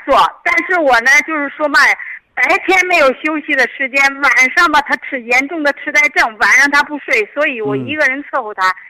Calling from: Shijiazhuang, Hebei, China; 哎，我是石家庄的嗯听众。

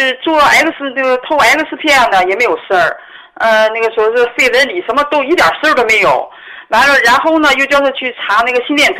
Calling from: Dandong, Liaoning, China; 啊，我是丹东的朋友。

